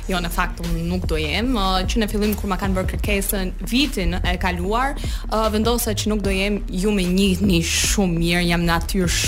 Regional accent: United States; now in Albania; Unë kam lindur jam rritur në Amerikë

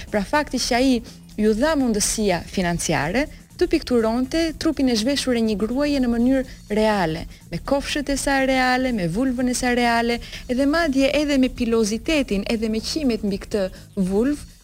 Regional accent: Albania; unë e di vetë si shqiptare që jam

